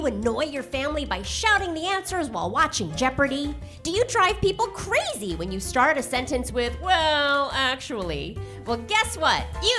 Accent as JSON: {"language": "English", "town": "New York City", "region": "New York", "country": "United States", "tie": "born or raised there", "moved": "yes", "said": "I'm excited to be in my hometown of New York."}